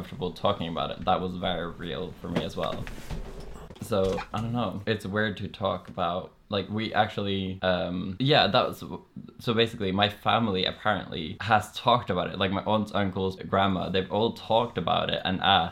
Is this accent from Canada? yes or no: no; Norway; accent: Norwegian